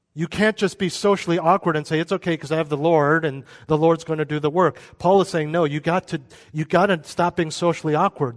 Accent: United States; we're American

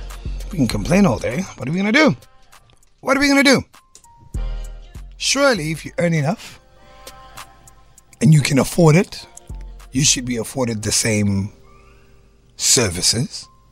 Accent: Cape Town, Western Cape, South Africa; also born or lived in KwaZulu-Natal; I grew up in Cape Town, spent 8 years in KZN, came back 2 years ago, have been studying the market all this time.

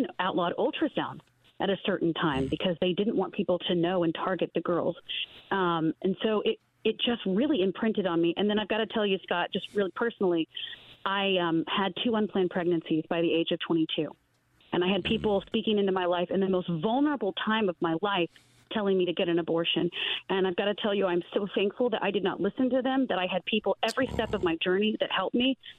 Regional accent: Taiwan; I grew up in Taiwan. I was a missionary kid. I grew up there for 16 years of my life

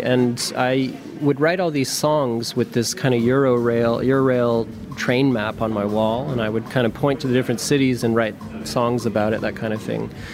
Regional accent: New Mexico, United States; moved away as an adult; also born or lived in Berlin, Germany; where I grew up in New Mexico, it snowed a lot.

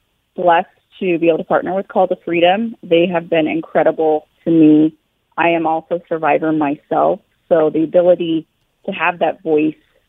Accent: Billings, Montana, United States; I'm personally from Billings, Montana

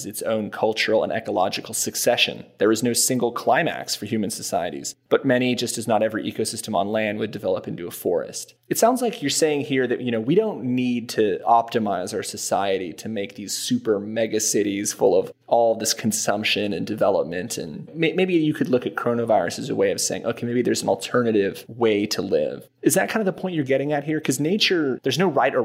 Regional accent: San Diego, California, United States; I'm from San Diego

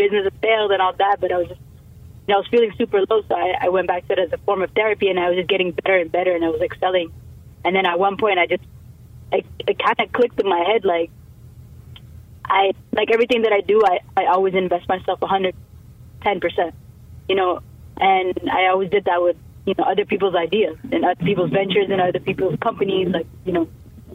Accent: Canada; also born or lived in Ethiopia; I immigrated in Canada when I was 3, so I grew up here

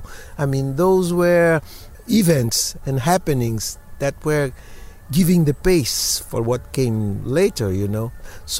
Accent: Bahia, Brazil; in Bahia also, in my hometown during Carnival

